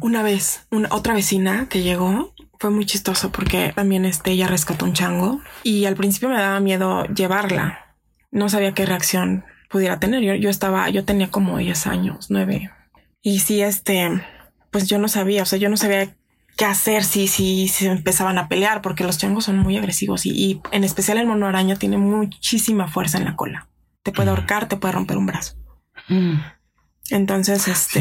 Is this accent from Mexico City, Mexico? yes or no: yes; Mexico City, Mexico; soy de aquí de la Ciudad de México